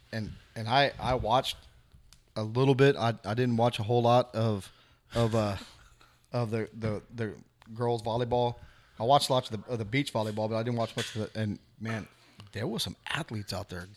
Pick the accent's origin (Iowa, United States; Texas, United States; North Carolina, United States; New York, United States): Texas, United States; Devine; We're from Devine.